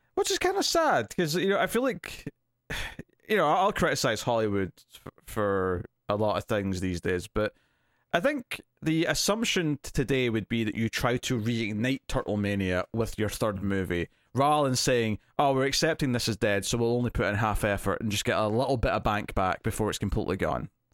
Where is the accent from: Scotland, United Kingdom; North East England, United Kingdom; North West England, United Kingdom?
Scotland, United Kingdom